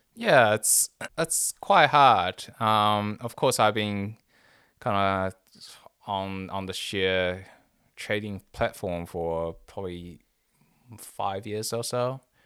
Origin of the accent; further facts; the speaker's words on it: Taiwan; moved away; me growing up in Taiwan